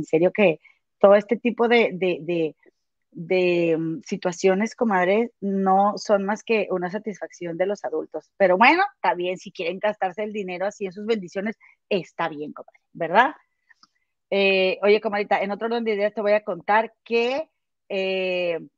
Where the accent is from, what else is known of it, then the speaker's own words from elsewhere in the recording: San Francisco, California, United States; de San Francisco … de San Francisco, California.